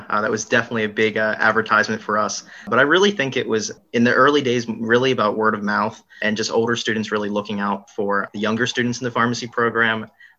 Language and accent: English; Hockessin, Delaware, United States; moved away; I'm a P3 pharmacy student currently. I'm originally from Hoquessin, Delaware.